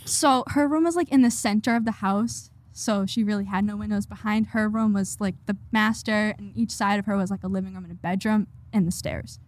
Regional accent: Holbrook, Massachusetts, United States; We are from Holbrook

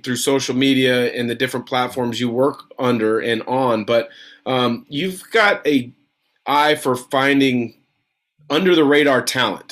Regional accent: West Coast, United States

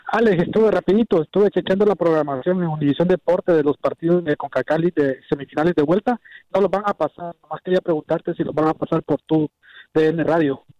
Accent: Ecuador; now in Chicago, United States; Yo no soy eh, centroamericano, soy ecuatoriano

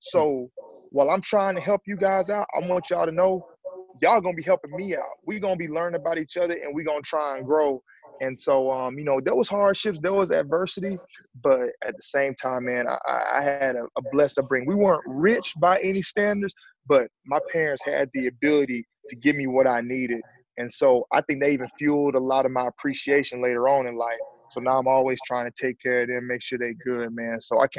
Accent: Alabama, United States; I'm from Alabama, man. I grew up a two-parent home.

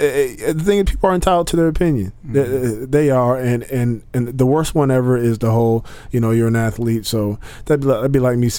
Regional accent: United States; I'm an American.

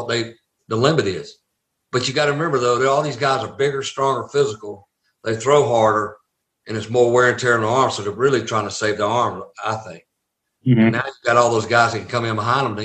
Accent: the South, United States; accent: Southern; I was a Southern boy.

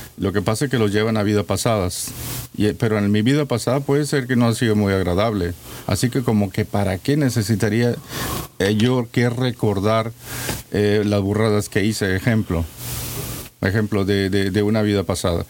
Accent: Mexico; como mexicano que soy, la mayoría de los mexicanos estamos perdidos.

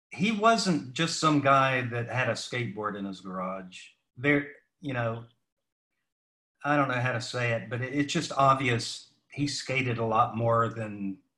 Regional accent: Salisbury, North Carolina, United States; moved away as an adult; also born or lived in Hollywood / New York City / Nashville / Milwaukee; grew up in North Carolina

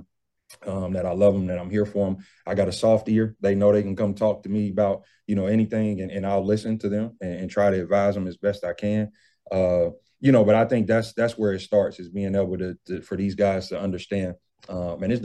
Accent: Cincinnati, Ohio, United States; moved away; I'm from Ohio, I'm from Cincinnati

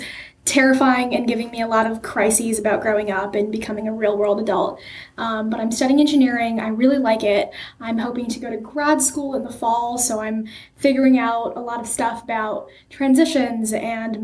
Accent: Bay Area, California, United States; I was born in Bay Area, California. I've lived there my entire life

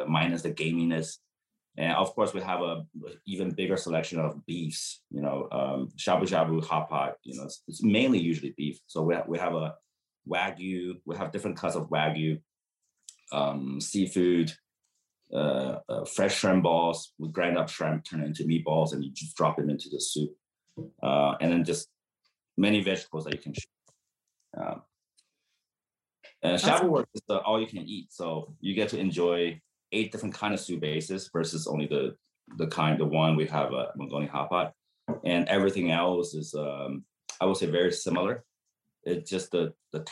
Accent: San Diego, California, United States; I did my hometown right

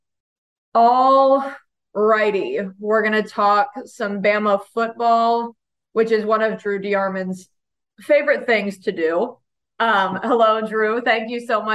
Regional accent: Atlanta, Georgia, United States; also born or lived in Texas; I was born in Texas, but mostly raised for most of my life in the suburbs of Atlanta.

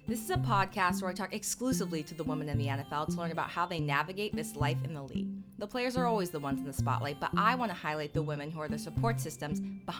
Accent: California, United States; Yes, I'm in Southern California. That's where everybody comes and works out. But we're both from California, so this is where we're living.

